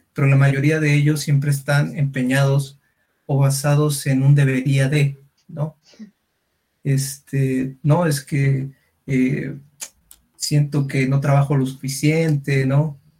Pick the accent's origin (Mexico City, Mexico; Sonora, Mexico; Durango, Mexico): Durango, Mexico; yo soy de Durango